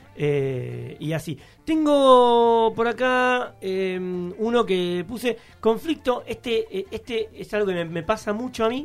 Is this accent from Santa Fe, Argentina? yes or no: no; Buenos Aires, Argentina; soy de, acá de Almagro